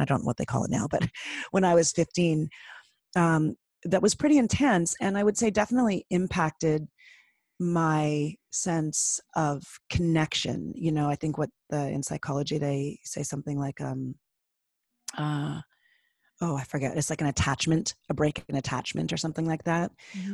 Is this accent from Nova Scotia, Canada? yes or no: no; Toronto, Ontario, Canada; I grew up in Toronto